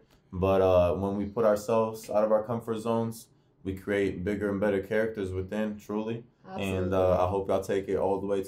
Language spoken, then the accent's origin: English; Bowling Green, Kentucky, United States; also born or lived in Bosnia / Manchester, New Hampshire; So I originally immigrated to Manchester, New Hampshire, moved down to Kentucky, Bowling Green. That's my hometown now originally. You know, it feels like a hometown to me.